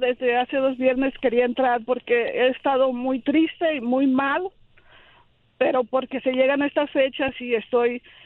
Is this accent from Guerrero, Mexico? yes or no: yes; Petacalco, Guerrero, Mexico; moved away; en mi pueblo, en mi rancho. Mi rancho es Petacalco Guerrero.